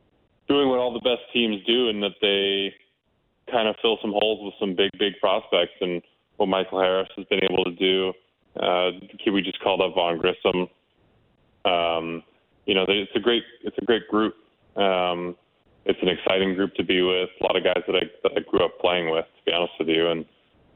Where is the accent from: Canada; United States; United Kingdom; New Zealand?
Canada; being a Canadian kid